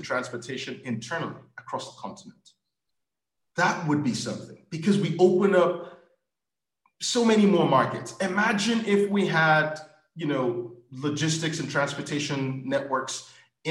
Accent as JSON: {"language": "English", "country": "Nigeria", "said": "I'm Nigerian"}